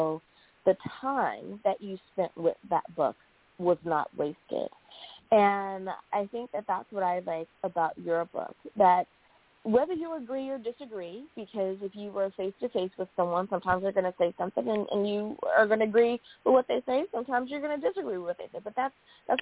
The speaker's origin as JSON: {"language": "English", "country": "United States", "said": "the U.S. of A., my home country"}